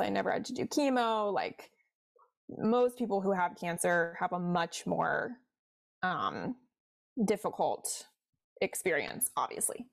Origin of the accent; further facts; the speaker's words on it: Cincinnati, Ohio, United States; now in Washington, D.C., United States; I'm from Cincinnati, like I mentioned originally, so I'm a Midwest girl at heart